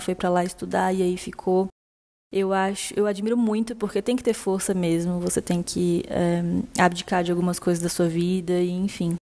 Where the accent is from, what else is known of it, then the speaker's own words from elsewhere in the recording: Brasília, Federal District, Brazil; eu sou de Brasília, é uma cidade onde cada um permanece a maior parte do tempo em suas casas